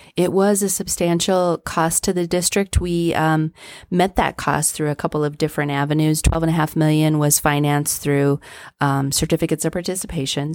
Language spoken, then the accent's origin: English; Trinidad, Colorado, United States; moved away as an adult; now in Pueblo, United States; I grew up in Trinidad